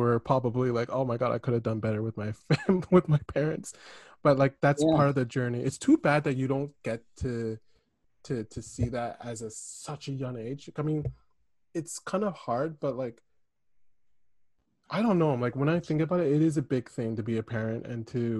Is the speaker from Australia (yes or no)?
no; Kingston, Ontario, Canada; Kingston. So Kingston, Ontario, which is majority white people